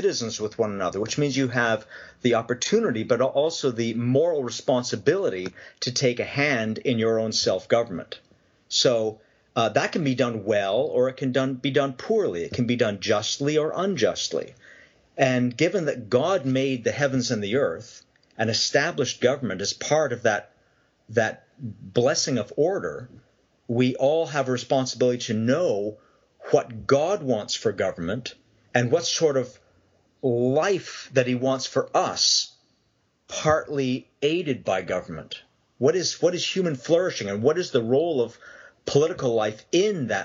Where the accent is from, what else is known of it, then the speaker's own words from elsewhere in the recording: Canada; now in Long Island, United States; Raised Canadian